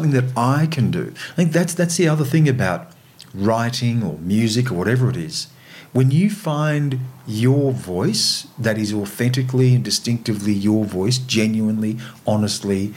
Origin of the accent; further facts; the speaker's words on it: Australia; an Australian of Aboriginal and non-Aboriginal heritage